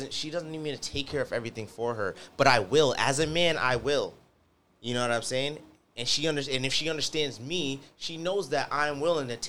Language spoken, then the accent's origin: English; Jamaica; I'm a Jamaican male.